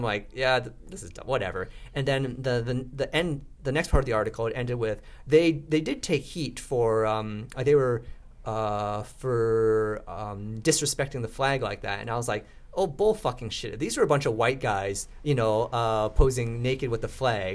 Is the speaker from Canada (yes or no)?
yes; Vancouver, British Columbia, Canada; also born or lived in Vietnam; I grew up in East Vancouver, and I sometimes would play road hockey on the residential streets of East Vancouver